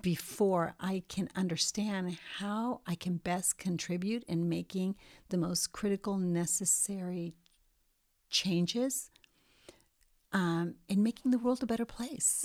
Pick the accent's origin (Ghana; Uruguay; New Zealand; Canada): Uruguay; Montevideo; moved away; also born or lived in New York; I was born in Montevideo, Uruguay, and I lived there until mid-sixties